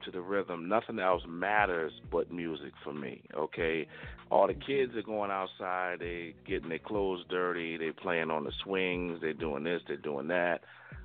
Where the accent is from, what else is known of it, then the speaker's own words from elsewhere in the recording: Waterbury, Connecticut, United States; born and raised in Waterbury, Connecticut